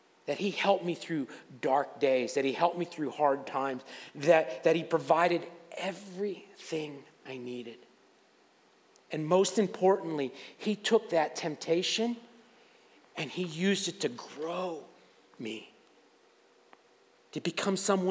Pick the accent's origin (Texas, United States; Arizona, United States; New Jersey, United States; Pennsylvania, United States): Pennsylvania, United States; Waterford; I grew up in Waterford and went to Fort LaBeouf